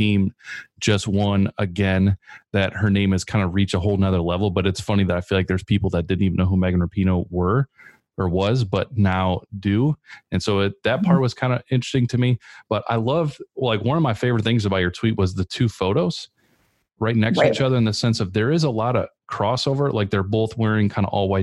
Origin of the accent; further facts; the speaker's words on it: Chicago, Illinois, United States; moved away; also born or lived in Grand Rapids area, Michigan; I'm from Chicago